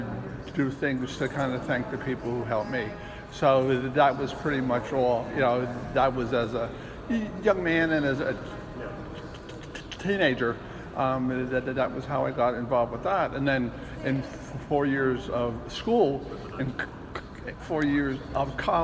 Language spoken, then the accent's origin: English; Mountainside, New Jersey, United States; also born or lived in Menlo Park Terrace, New Jersey; I grew up in Menlo Park, Terrace for a number of years, and then I moved to Mountainside